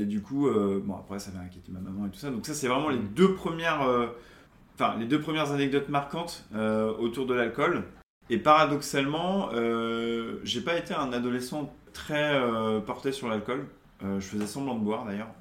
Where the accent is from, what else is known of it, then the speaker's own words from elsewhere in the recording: Charente-Maritime, Nouvelle-Aquitaine, France; moved away as an adult; also born or lived in Toulouse; now in Paris, France; je suis originaire de Charente, Charente-Maritime, donc pas loin de mhm. Bordeaux